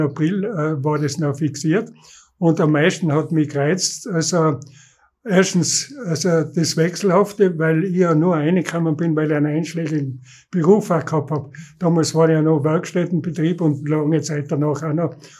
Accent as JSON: {"language": "German", "town": "Innsbruck", "region": "Tyrol", "country": "Austria", "tie": "born or raised there", "said": "ich bin in Wilden aufgewachsen"}